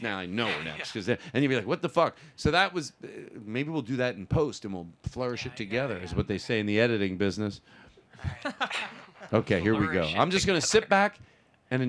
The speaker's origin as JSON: {"language": "English", "town": "Philadelphia", "region": "Pennsylvania", "country": "United States", "said": "I'm from Philadelphia's"}